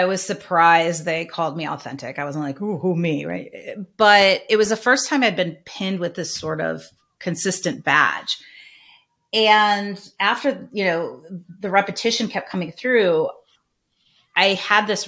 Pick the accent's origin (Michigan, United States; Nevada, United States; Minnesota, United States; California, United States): Michigan, United States; Northern; I'm from Northern Michigan. My parents were teachers